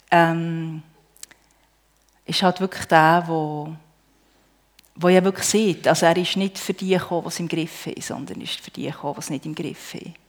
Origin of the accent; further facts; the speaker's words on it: Bern, Switzerland; ich bin auf einem Bauernhof im Emmital aufgewachsen.